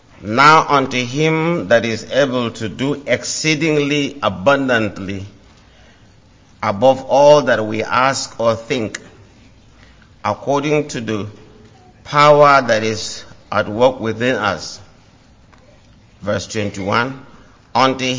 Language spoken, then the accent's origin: English; Nigeria; I'm from Africa.